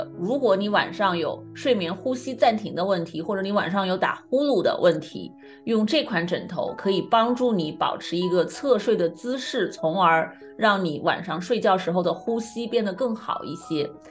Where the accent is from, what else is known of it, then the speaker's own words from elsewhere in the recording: China; 那么我们今天呢，就一起来聊一聊午睡和我们中国人都很关心的这个下午打盹儿这个事情。